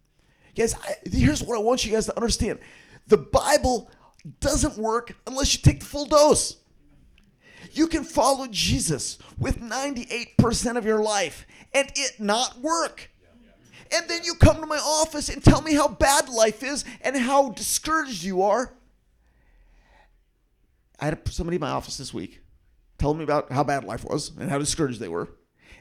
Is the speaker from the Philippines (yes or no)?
yes; Philippines; Some of you guys know that I grew up in the Philippines, and I go back to visit the tribal group that I grew up in often.